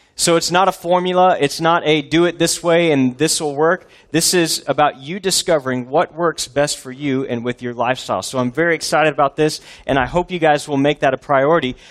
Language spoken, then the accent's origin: English; Texas, United States; also born or lived in Boston area, Massachusetts; I was born in Texas, uh, lived here almost my whole life, all except for three years when I did foreign missions in the most foreign place of all, the Northeast, near Boston